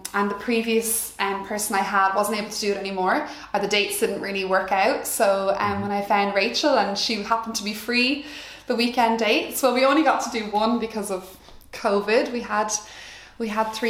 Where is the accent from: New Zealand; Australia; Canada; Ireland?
Ireland; Wexford, Leinster; we're all from Wexford, so I've always been around big family gatherings